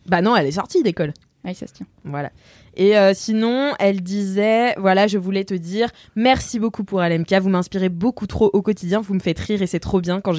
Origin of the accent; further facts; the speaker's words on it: Provence-Alpes-Côte d'Azur, France; accent: Marseille; elle me dit à lire avec l'accent marseillais, non pas parce que je viens de Marseille, mais parce que c'est mon accent de bref.